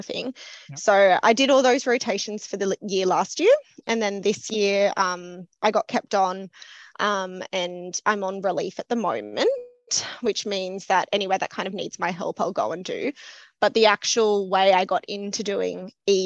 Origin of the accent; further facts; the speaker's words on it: Lismore, New South Wales, Australia; moved away as an adult; also born or lived in Newcastle, Australia; now in Sydney, Australia; I grew up around Byron Bay, Lismore area.